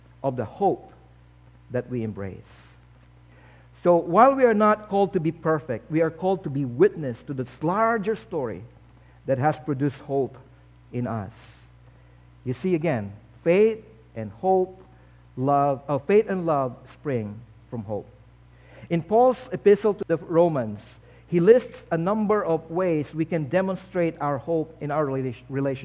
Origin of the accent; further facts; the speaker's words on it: Philippines; now in Canada; I used to be a Filipino, now I'm Canadian.